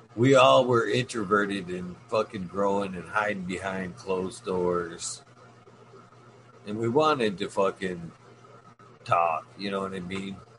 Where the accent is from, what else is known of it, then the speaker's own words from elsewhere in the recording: Michigan, United States; my home state